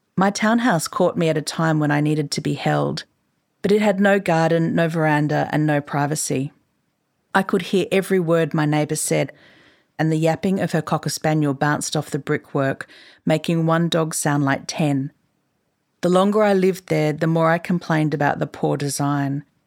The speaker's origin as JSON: {"language": "English", "region": "Queensland", "country": "Australia", "tie": "born or raised there", "said": "I grew up in Queensland, which is to say I know the joy of living in a house that captures light and space well"}